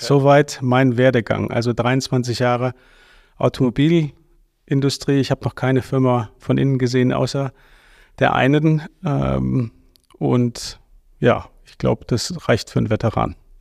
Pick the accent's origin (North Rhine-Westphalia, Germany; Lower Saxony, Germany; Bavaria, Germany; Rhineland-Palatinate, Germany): North Rhine-Westphalia, Germany; Ruhr area; also born or lived in Aachen; ich bin im Ruhrgebiet aufgewachsen